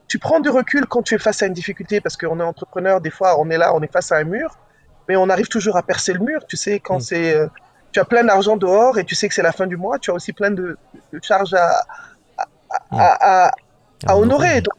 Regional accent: Kinshasa, DR Congo; Je dis Vous savez quoi, je viens de Kinshasa, votre Nigeria.

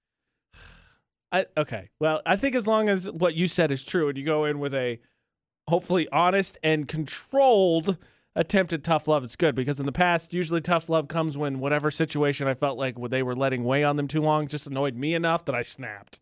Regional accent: Indiana, United States; moved away as an adult; my hometown is up a major interstate. It's I sixty-five in Indiana from Indianapolis

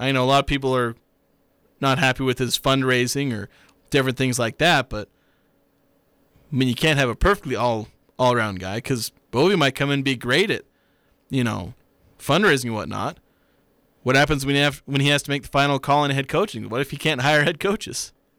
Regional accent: Kaysville, Utah, United States; also born or lived in Oklahoma; I came from Kaysville. I'm not a, you know, grew up in the Valley local. Still came from Utah.

